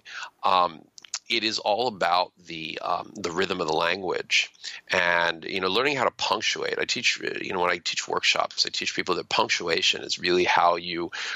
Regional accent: near Philadelphia, Pennsylvania, United States; I grew up near Philadelphia

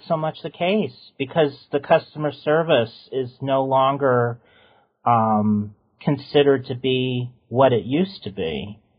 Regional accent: Southern California, United States; I grew up in Southern California

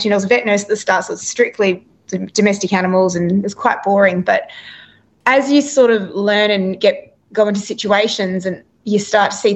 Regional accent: Adelaide, South Australia, Australia; also born or lived in Perth; now in Gold Coast, Australia; I'm originally from Adelaide, South Australia, but I now live in Queensland on the Gold Coast

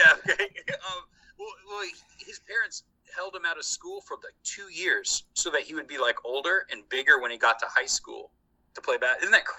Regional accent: Bloomington, Indiana, United States; we're both from Bloomington.

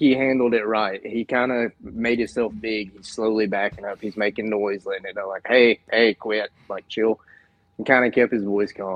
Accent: Lake Lanier, North Georgia, United States; growing up near Lake Menier

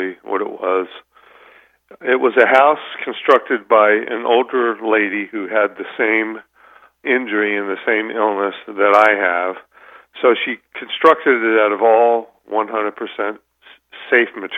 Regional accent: United States; growing up as an American in this country

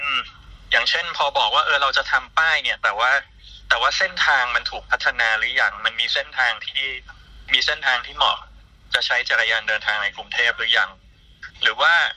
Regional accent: Thailand

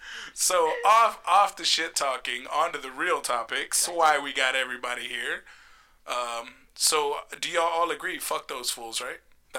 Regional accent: Puerto Rico; I'm from Puerto Rico.

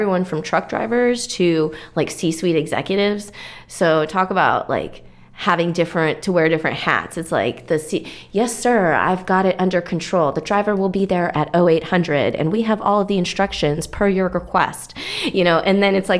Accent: Minnesota, United States; moved away as an adult; also born or lived in Aspen, Colorado / Hawaii; now in Texas, United States; I'm from Minnesota

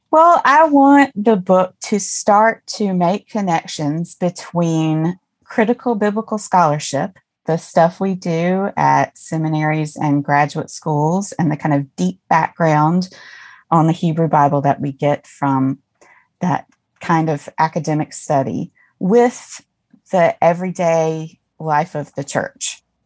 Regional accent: Mississippi, United States; I grew up in Mississippi, deep

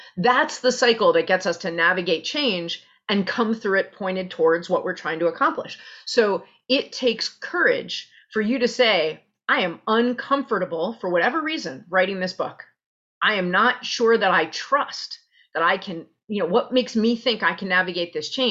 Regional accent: New York City, New York, United States; White Plains Road and Pelham Parkway, right around there. I was born at Einstein Hospital

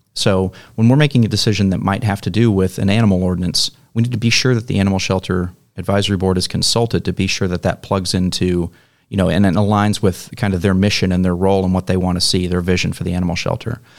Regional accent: Mesquite, Texas, United States; moved away as an adult; also born or lived in Arlington; now in Rowlett, United States; I came from Mesquite originally. That's where I grew up.

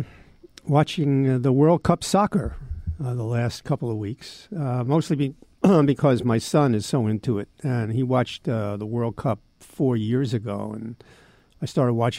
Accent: United States; growing up in America

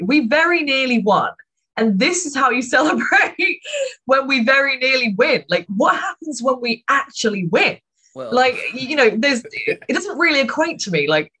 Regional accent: United Kingdom; it's a strange duality to being a Brit. You're both proud and ashamed at the same time.

